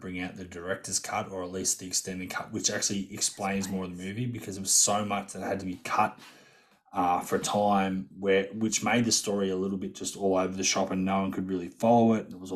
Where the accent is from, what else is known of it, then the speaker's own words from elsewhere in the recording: Australia; we're Australian